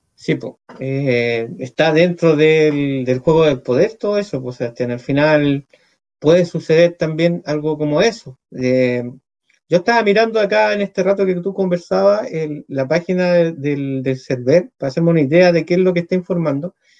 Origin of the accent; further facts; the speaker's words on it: Villa Alemana, Valparaíso, Chile; yo soy de acá, de Villa Alemana